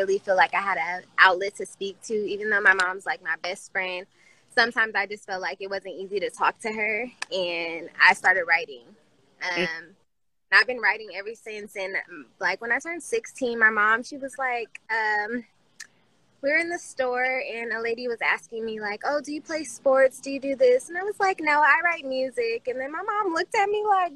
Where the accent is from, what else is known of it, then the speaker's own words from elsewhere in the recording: Vallejo, California, United States; also born or lived in Oakland / Sacramento; I'm from Vallejo.